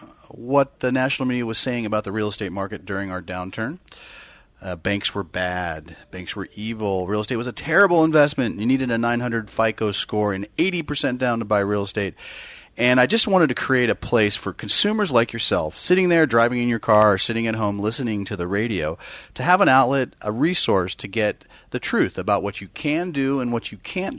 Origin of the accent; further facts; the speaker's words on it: Bay Area, California, United States; moved away; I grew up in the Bay Area